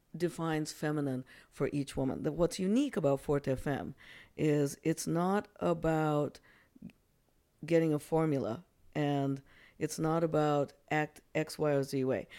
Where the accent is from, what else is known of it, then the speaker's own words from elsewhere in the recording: Japan; now in United States; I'm actually originally from Japan